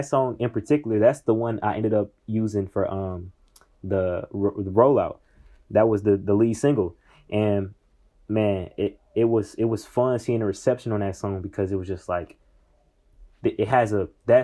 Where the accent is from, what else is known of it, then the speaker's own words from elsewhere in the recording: Indianapolis, Indiana, United States; I'm a kid from Indianapolis